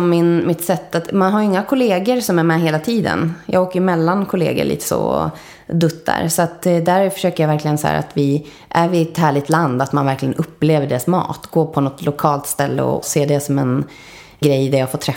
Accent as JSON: {"language": "Swedish", "country": "Spain", "tie": "born or raised there", "said": "Jag växte upp i Spanien till stor del. Och höll på med teater. Gjorde ett år i England på en teaterinriktad skola och sådär."}